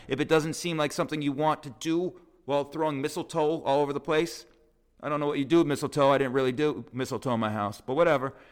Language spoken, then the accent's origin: English; Las Vegas, Nevada, United States; moved away as an adult; now in New York, United States; my hometown of Vegas